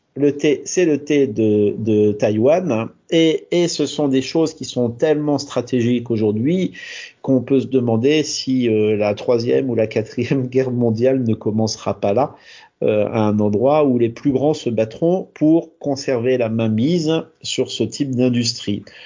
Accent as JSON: {"language": "French", "region": "Normandy", "country": "France", "said": "Chez moi en Normandie"}